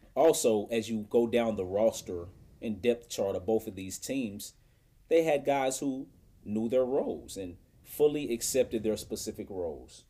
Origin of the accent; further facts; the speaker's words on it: Indianapolis, Indiana, United States; my hometown when I was a kid